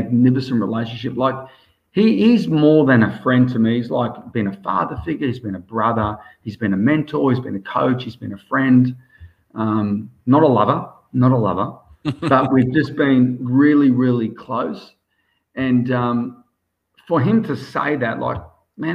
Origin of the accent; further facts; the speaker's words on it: Australia; also born or lived in South Africa; I'm so proud to be Australian. And I'm technically, my blood's South African, but I'm Australian